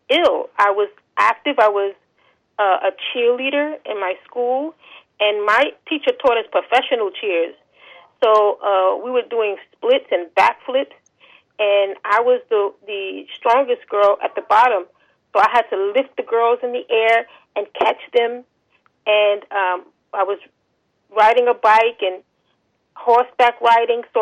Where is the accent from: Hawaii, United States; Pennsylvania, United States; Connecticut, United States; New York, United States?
New York, United States; New York City; I am from New York City, born and raised.